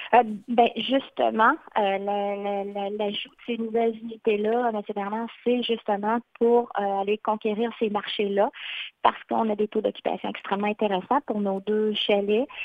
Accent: Shawinigan, Quebec, Canada; moved away as an adult; also born or lived in Mauricie/Maskinongé (Le Baluchon); originaire de Shawinigan, très fière aussi de mon patelin

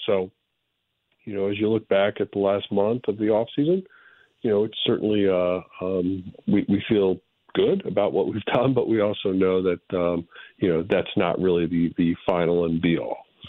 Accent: Boulder, Colorado, United States; moved away; It's a great place to grow up and, uh, have very fond memories of Boulder.

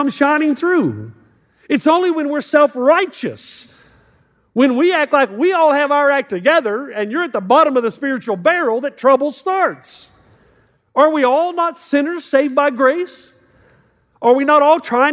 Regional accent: the South, United States; moved away as an adult; now in California, United States; I'm from the South. We're much more conservative

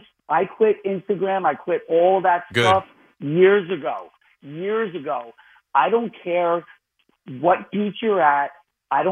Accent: New York City, New York, United States; I'm a New Yorker. Yeah, I got a 347 number.

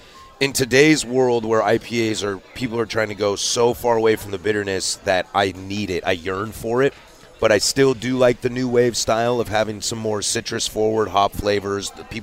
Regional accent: Pacific Northwest, United States; But I think that's because I'm born and raised in the Pacific Northwest.

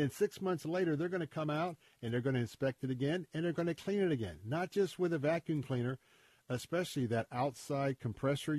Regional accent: Tampa, Florida, United States; I grew up right here in Tampa

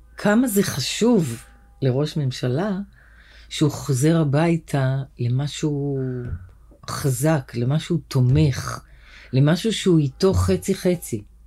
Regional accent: Tel Aviv, Tel Aviv District, Israel; גדלנו בשכונה בשם צהלה

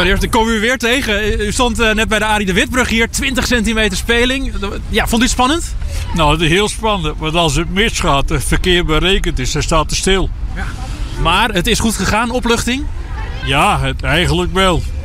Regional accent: Rotterdam, South Holland, Netherlands; ik ben Rotterdammer

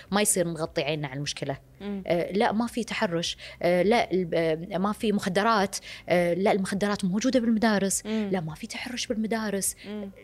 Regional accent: Kuwait; عندنا بالكويت

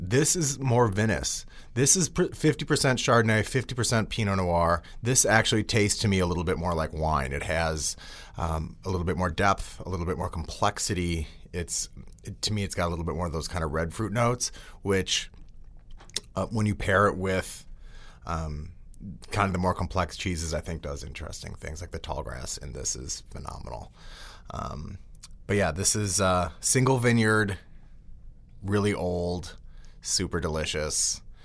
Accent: outside of Milwaukee, Wisconsin, United States; growing up outside of Milwaukee

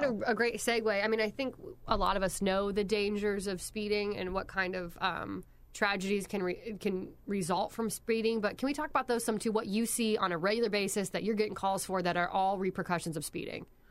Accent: Pennsylvania, United States; moved away; also born or lived in Indiana / Ohio; I'm originally from Pennsylvania

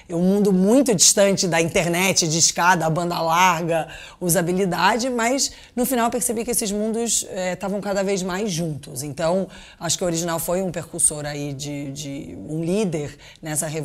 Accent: Brazil; born there; moved away; então eu nasci originalmente no Brasil, nasci muito tempo, morei muito tempo lá fora, e quando eu voltei para cá

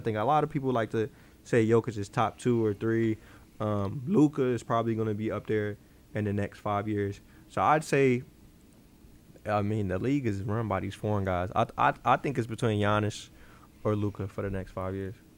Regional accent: Chicago, Illinois, United States; I'm from Chicago

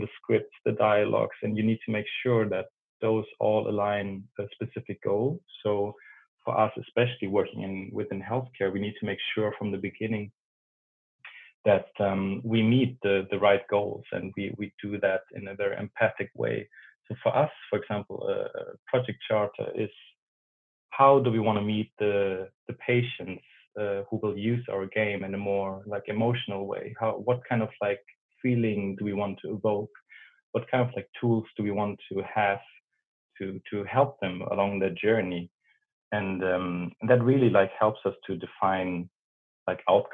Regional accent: Germany; English is a second language; moved away as an adult; now in Sweden; As you can hear, I'm from Germany. So I moved up north, very up north in Sweden

